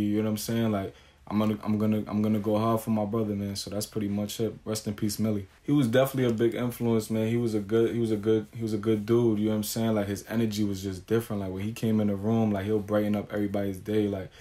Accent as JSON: {"language": "English", "town": "New York City", "region": "New York", "country": "United States", "tie": "born or raised there", "said": "I was born and raised in Staten Island."}